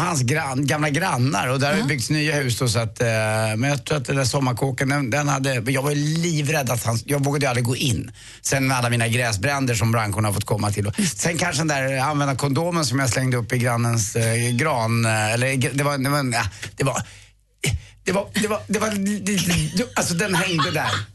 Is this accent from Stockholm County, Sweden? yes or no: yes; Stockholm, Stockholm County, Sweden; jag är född på Östermalm